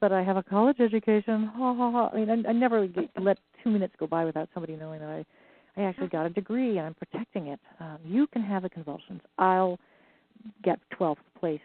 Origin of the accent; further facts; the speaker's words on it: Ireland; I'm Irish